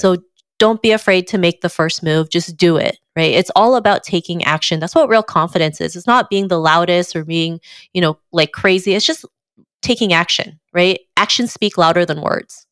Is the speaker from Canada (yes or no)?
yes; Canada; growing up in Canada, there was hardly any re, any representation for me